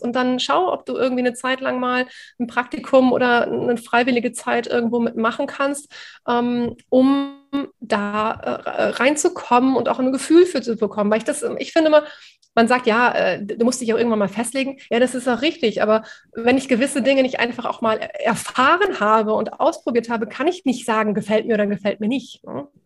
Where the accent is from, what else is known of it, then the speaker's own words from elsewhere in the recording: Osnabrück, Lower Saxony, Germany; moved away as an adult; also born or lived in Cuxhaven; now in Otterndorf, Germany; bin aus meiner Heimat Osnabrück damals weggezogen und bin alleine nach Cuxhaven gezogen